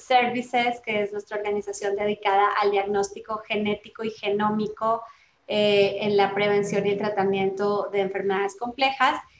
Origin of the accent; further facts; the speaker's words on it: Colombia; now in Mexico; soy colombiana de nacimiento